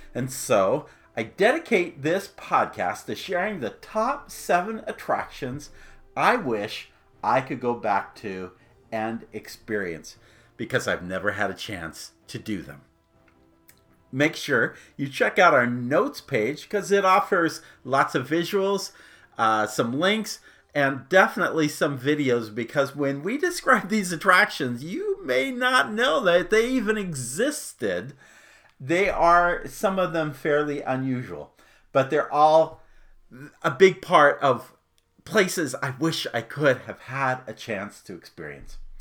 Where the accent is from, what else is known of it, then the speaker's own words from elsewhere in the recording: Arizona, United States; I grew up in Arizona